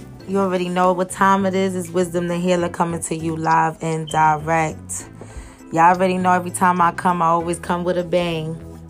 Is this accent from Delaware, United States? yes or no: no; New York City, New York, United States; y'all know I'm from New York